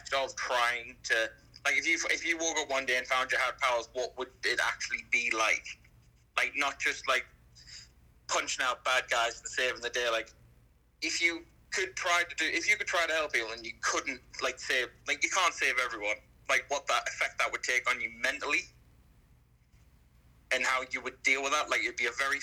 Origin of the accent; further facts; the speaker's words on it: Sunderland, North East England, United Kingdom; also born or lived in near Bournemouth; England. Place called Sunderland.